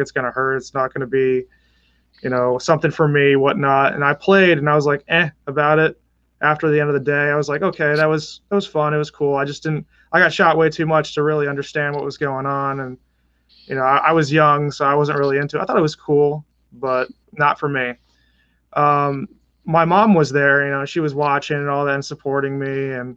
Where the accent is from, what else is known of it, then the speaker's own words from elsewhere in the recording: Connecticut, United States; also born or lived in New York City, New York, United States; now in Annapolis, United States; originally from Connecticut, born in New York City. I spent most of my life in Connecticut